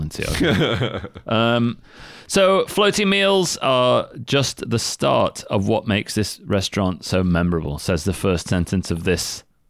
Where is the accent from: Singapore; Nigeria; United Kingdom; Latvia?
United Kingdom; England; I'm English.